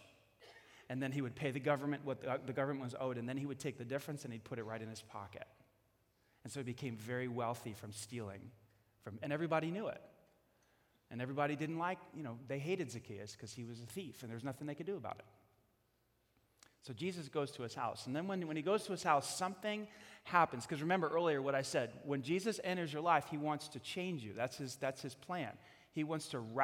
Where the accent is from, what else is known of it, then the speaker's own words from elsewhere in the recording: New York, United States; I'm from New York